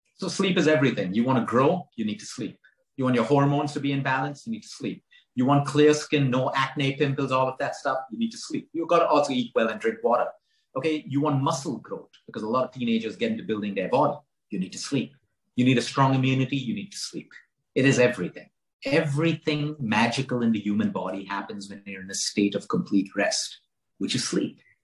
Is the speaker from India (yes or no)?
yes; Goa, India; as a teenager, I grew up in Goa, and Goa at that point was a hippie time